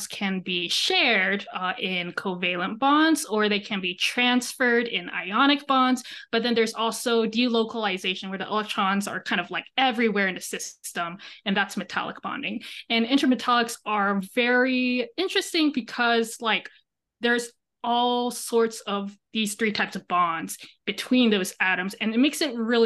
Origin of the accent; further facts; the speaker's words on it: Texas, United States; moved away as an adult; now in Madison, United States; I'm from Texas.